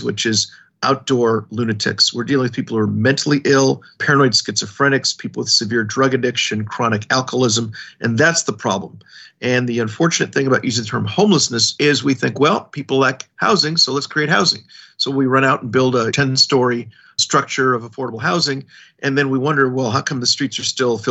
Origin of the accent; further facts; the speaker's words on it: Los Angeles, California, United States; moved away as an adult; also born or lived in Washington, D.C. / Hong Kong; now in New York City, United States; I was born in Los Angeles, California. I spent the first 18 years of my life out there